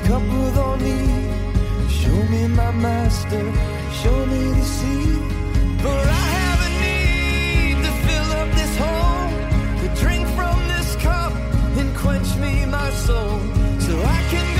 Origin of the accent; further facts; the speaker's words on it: Springfield, Ohio, United States; we lived right across from my grandpa as a kid growing up on East High Street in Springfield, Ohio. And for the first 6 years of my life, that's where we were